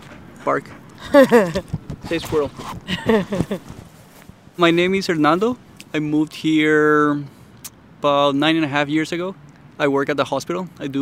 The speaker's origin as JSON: {"language": "English", "country": "Paraguay", "moved": "yes", "lives_now": "Baltimore, United States", "said": "I'm originally from South America, from Paraguay."}